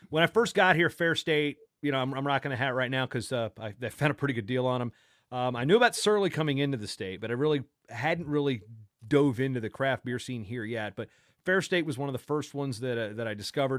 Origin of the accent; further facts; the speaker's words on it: Hampton, Virginia, United States; moved away; also born or lived in Minnesota; growing up in Hampton, Newport News, Virginia